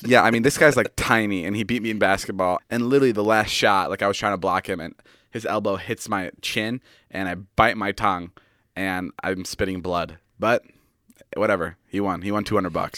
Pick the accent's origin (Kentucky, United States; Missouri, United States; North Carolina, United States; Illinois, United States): Illinois, United States; Chicago; now in Los Angeles, United States; my hometown friend's Mike's bedroom for this one. We're in Chicago